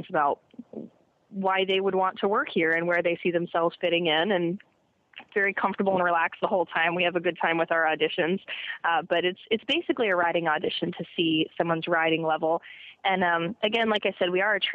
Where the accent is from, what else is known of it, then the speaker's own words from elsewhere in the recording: Orlando, Florida, United States; I was born and raised in Orlando, Florida, and I was a horseback rider